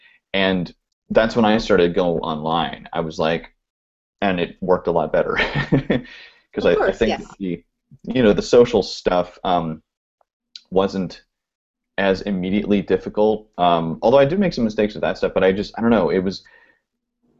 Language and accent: English; Oregon, United States; now in California, United States; I grew up in Oregon